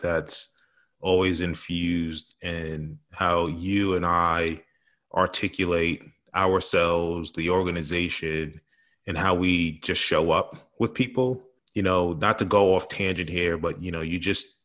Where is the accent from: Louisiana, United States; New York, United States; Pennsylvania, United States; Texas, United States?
New York, United States; New York City; growing up in New York City